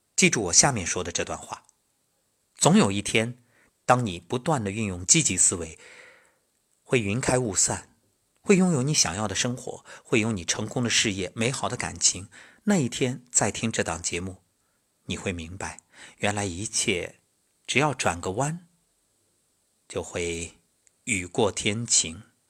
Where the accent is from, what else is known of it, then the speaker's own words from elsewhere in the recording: Xuzhou, Jiangsu, China; moved away as an adult; 我觉着我的家乡就是整个世界。因为从小到大，无论是上学、工作，没有离开过